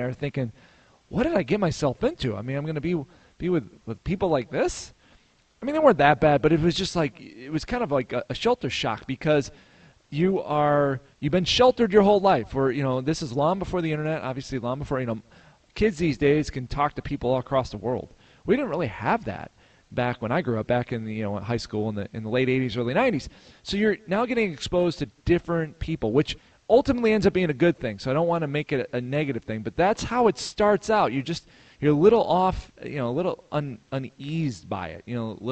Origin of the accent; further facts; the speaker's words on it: Chicago, Illinois, United States; moved away as an adult; I grew up in the Chicago area